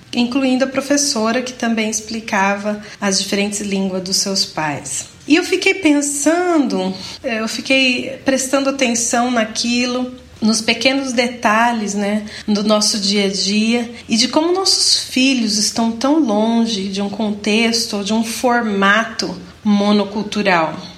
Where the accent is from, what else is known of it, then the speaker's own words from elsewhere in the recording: Brazil; moved away as an adult; minha infância e minha adolescência foi vivida unicamente no Brasil